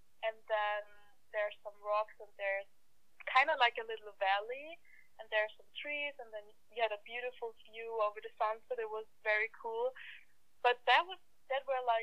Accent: Vienna, Austria; first language German; English is a second language; moved away as an adult; now in Canada; the capital city, Vienna, where I'm from

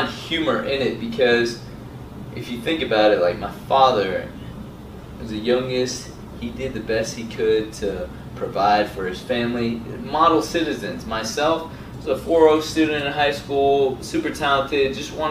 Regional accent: Atlanta, Georgia, United States; also born or lived in Saudi Arabia / Dunwoody, Georgia / Valdosta, Georgia; I grew up in ATL

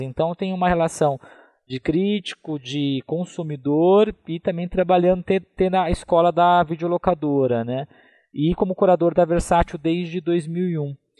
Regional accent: Taubaté, São Paulo, Brazil; Eu sou do interior de São Paulo, sou de Taubaté, né, que é no Vale do Paraíba

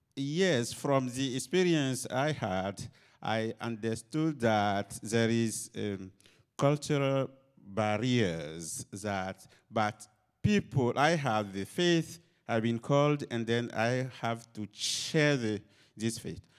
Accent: Côte d’Ivoire; moved away; I'm originally from Cote d'Ivoire

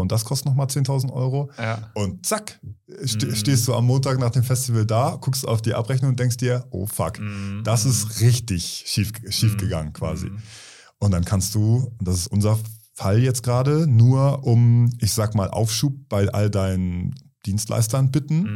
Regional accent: Kiel, Schleswig-Holstein, Germany; in Kiel, in meiner Heimatstadt

